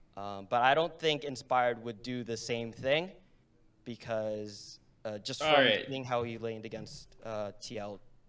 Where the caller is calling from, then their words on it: New Jersey, United States; Calling from New Jersey.